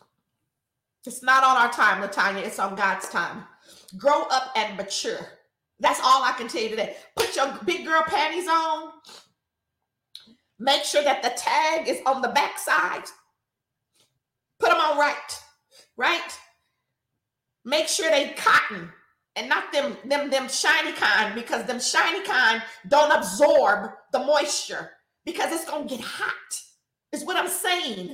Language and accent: English; Richmond, United States; I grew up in Richmond, y'all. So I'm still real Richmond